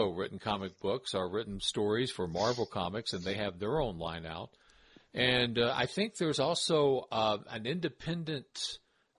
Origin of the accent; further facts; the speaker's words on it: Tennessee, United States; I'm from Tennessee.